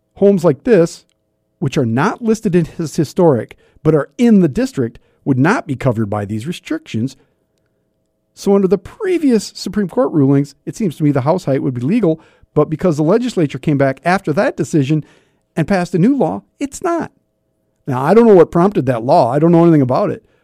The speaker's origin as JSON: {"language": "English", "town": "Sioux Falls", "region": "South Dakota", "country": "United States", "tie": "born or raised there", "said": "growing up in the North End"}